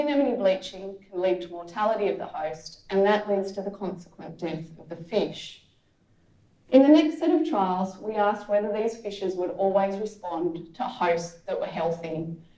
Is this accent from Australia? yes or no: yes; Canberra, Australian Capital Territory, Australia; I grew up in Canberra, which is a bit of a drive from the beach